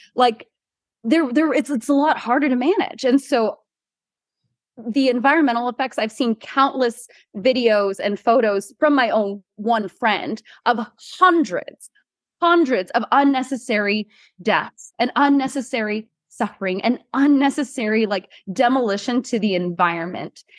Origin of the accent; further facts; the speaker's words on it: Hawaii, United States; am born and raised from Hawaii and have lived here most of my life.